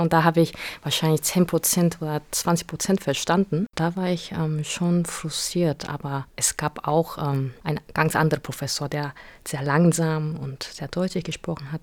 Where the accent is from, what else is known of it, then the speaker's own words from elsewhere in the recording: South Korea; German is a second language; moved away as an adult; now in Germany; in meiner Heimat sozusagen, wo ich geboren bin und aufgewachsen bin, da waren nur Koreaner